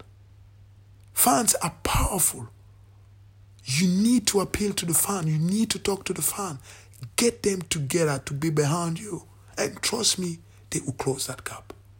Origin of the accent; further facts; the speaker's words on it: Cameroon; now in United Kingdom; I'm originally from Cameroon.